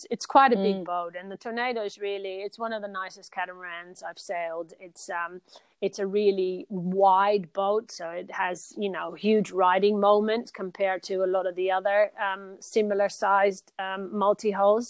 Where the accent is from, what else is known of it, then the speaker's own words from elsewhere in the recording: Rio de Janeiro, Brazil; also born or lived in Netherlands / Belgium; now in Australia; I grew up in Brazil, in Rio de Janeiro